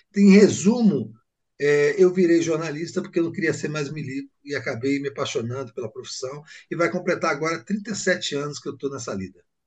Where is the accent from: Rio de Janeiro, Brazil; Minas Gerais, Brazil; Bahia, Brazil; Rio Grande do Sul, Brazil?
Bahia, Brazil; Salvador; eu voltei para a Bahia, né? Eu sou de Salvador